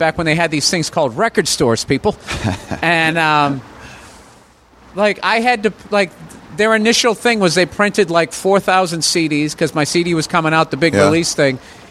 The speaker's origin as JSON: {"language": "English", "region": "Massachusetts", "country": "United States", "tie": "born or raised there", "said": "I was born in Massachusetts and, stayed back in the first grade. And then high school"}